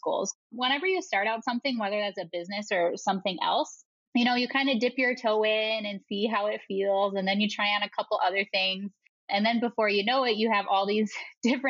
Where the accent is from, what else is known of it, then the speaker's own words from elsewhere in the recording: Wisconsin, United States; accent: Wisconsin; moved away as an adult; also born or lived in Madison, Wisconsin / Chicago; now in Colorado, United States; I have a really nice, strong Wisconsin accent. So I'm originally from the Midwest